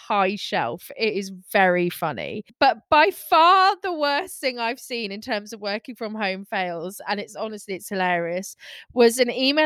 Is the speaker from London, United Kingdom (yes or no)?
no; Scotland, United Kingdom; I'm Scottish